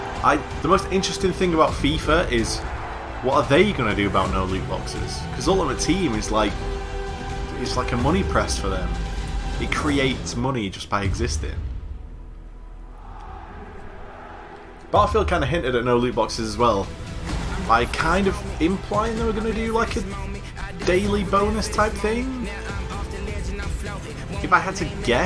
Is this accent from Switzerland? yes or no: no; United Kingdom; I'm British.